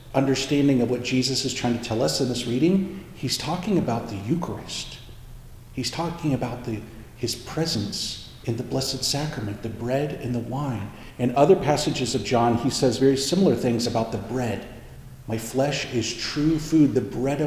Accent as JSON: {"language": "English", "region": "Indiana", "country": "United States", "tie": "born or raised there", "said": "I grew up in Indiana"}